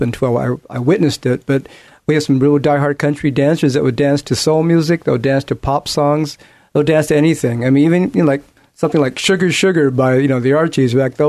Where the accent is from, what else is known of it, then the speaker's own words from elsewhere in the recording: San Francisco, California, United States; moved away as an adult; now in Portland, United States; I was born and raised in San Francisco, and I won't tell you how many years ago, but that's where I'm from